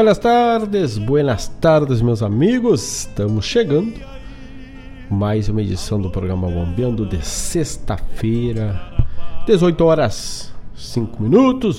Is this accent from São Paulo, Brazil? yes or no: no; Herval, Rio Grande do Sul, Brazil; o festival Grito do Quero Quero, que é lá da minha terra de Ervaldo Sul